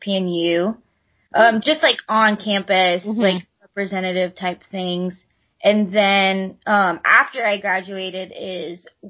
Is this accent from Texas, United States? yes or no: yes; Texas, United States; we're from Texas. Like, we're the Texas girls